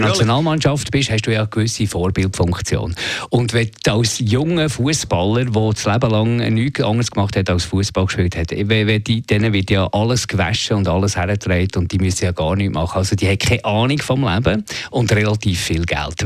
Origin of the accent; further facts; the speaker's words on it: Switzerland; wir Schweizer